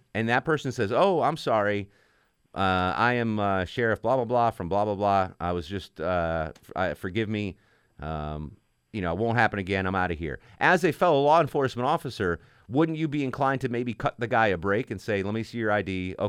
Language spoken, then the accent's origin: English; Connecticut, United States; Well, see, Lewis is in Connecticut, and I'm from Connecticut. Maybe it's a Connecticut thing.